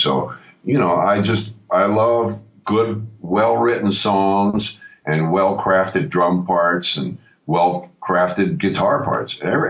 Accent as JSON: {"language": "English", "region": "New York", "country": "United States", "tie": "born or raised there", "said": "When I was a kid growing up in New York"}